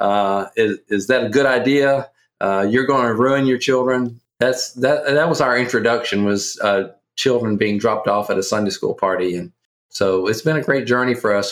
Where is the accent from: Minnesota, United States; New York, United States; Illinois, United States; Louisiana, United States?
Louisiana, United States; accent: Southerner; also born or lived in Kentucky; I am from Louisiana and uh, born and raised in Louisiana